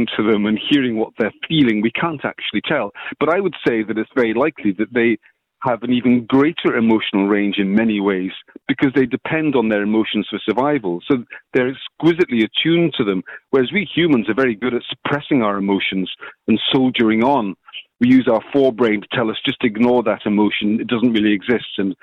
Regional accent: Scotland, United Kingdom; moved away as an adult; now in Ireland; I'm from Scotland originally, but I've been living in Ireland for 30 years

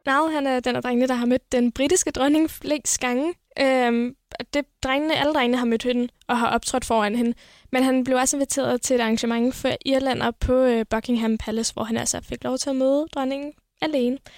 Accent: Viborg, Central Denmark Region, Denmark; og jeg kommer fra Viborg.

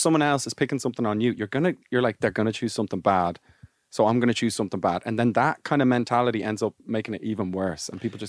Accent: Ireland; I was born in the 90s. It's nothing to do. I grew up in Ireland.

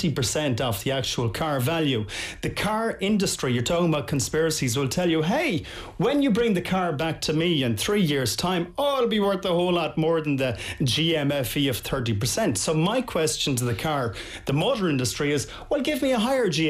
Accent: Tuam, Connacht, Ireland; my hometown of Tuam

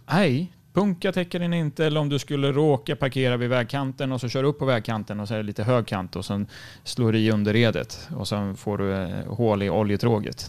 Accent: Sweden; som svensk

